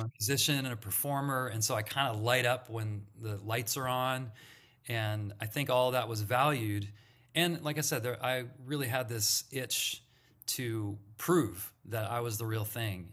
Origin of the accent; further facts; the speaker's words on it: Santa Monica, California, United States; I grew up in Santa Monica, California